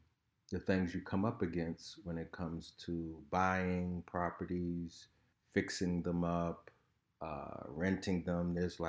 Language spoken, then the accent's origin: English; Harlem, New York, United States; And I didn't know it at the time because I came from Harlem.